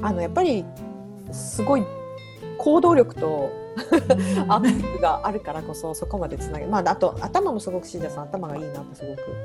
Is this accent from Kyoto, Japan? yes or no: no; Hokkaido, Japan; moved away; 北海道出身だから、自然で育ってきた子だから。